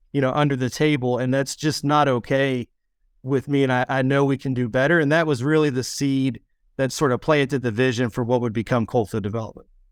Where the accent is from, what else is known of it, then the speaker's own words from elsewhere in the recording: West Virginia, United States; I am born and raised in West Virginia